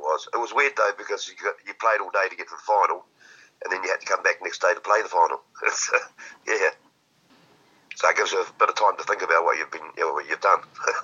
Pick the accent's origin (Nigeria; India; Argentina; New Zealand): New Zealand